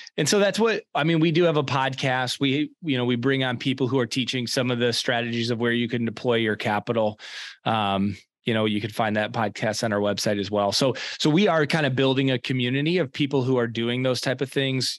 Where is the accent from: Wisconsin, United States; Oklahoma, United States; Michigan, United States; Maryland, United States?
Michigan, United States; East Lansing; so I was born and raised in East Lansing, Michigan.